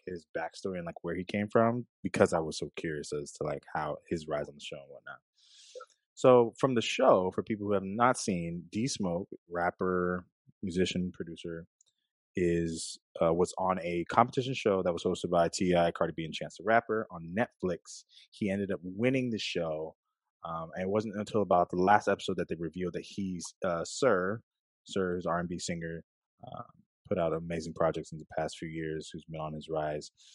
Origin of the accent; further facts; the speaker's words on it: Los Angeles, California, United States; I'm from California, from LA area